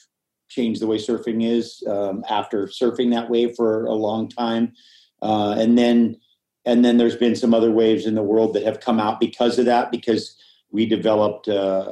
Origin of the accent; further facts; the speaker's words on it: Hawaii, United States; I grew up in Hawaii